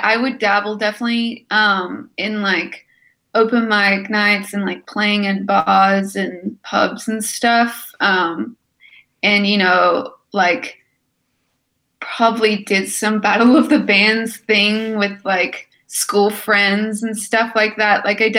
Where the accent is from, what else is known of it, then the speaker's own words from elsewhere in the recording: Sydney, New South Wales, Australia; now in United States; In Sydney.